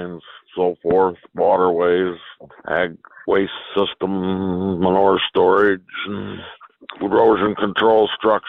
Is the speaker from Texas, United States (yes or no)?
no; Gratiot County, Michigan, United States; I grew up in Gratiot County, which is north of Lansing, about 35 miles from Michigan State